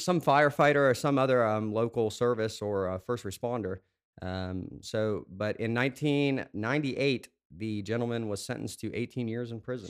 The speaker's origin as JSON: {"language": "English", "town": "Morgantown", "region": "West Virginia", "country": "United States", "also_born_or_lived": "Simi Valley, California / Georgia", "lives_now": "Clarksburg, United States", "said": "I'm originally from Morgantown. I was born in Simi Valley, California, but I've lived here in Clarksburg for the past thirteen months."}